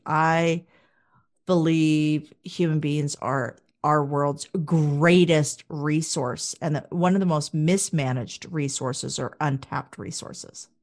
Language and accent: English; Wichita, Kansas, United States; moved away as an adult; also born or lived in Toronto / Calgary; Wichita, Kansas originally. Uh, born and bred, went to Blessed Sacrament School for the majority of my early years